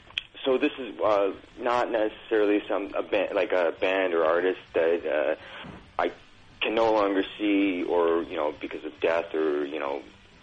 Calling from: Toronto, Ontario, Canada; I'm from calling from Toronto.

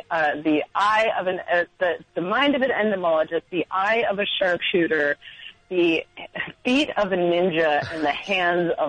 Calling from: Queens, New York, United States; Okay, really embarrassingly, I'm actually calling from Queens because I got priced out of Brooklyn already.

